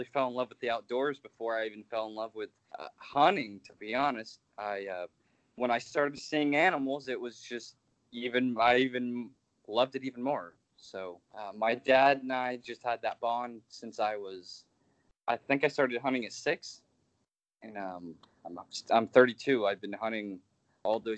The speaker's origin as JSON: {"language": "English", "region": "Florida", "country": "United States", "tie": "born or raised there", "said": "I'm from Florida, born and raised."}